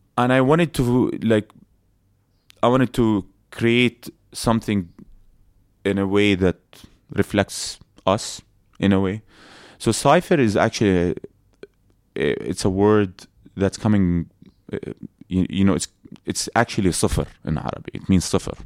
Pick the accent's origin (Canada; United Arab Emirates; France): United Arab Emirates; Abu Dhabi; also born or lived in Palestine; we grew up in Abu Dhabi